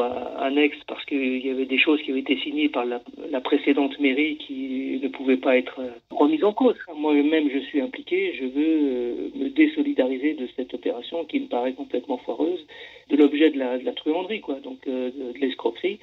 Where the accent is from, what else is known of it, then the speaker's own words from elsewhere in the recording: France; chez nous en France